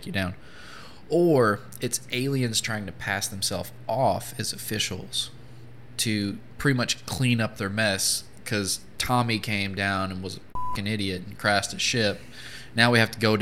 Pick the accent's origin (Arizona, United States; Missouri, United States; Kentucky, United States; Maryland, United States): Kentucky, United States; Appalachian Mountains in; I grew up in the Appalachian Mountains in Kentucky